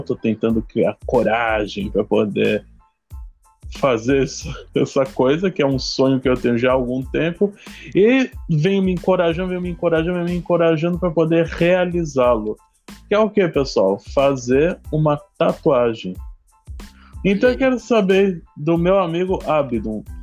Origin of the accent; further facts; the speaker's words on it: São Paulo, Brazil; Eu sou de São Paulo, tô passando do litoral sul de São Paulo, Itaém